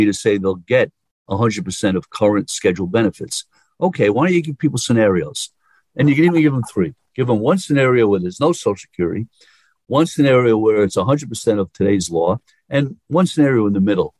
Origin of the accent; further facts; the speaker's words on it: New York, United States; accent: New Yorker; I'm a New Yorker